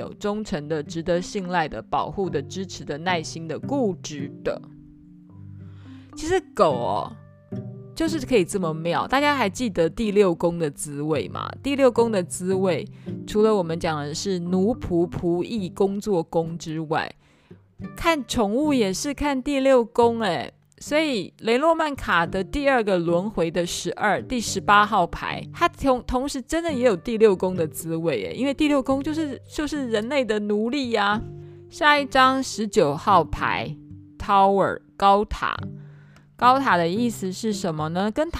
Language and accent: Chinese; Taiwan; 这个 garden 的概念有点像是以前我们台湾人讲人民公廨，有没有？